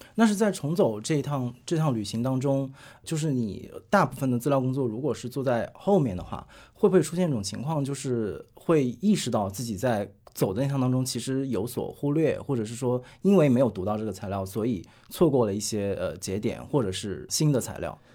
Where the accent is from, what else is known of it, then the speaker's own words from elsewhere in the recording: Hunan, China; 因为我也是湖南人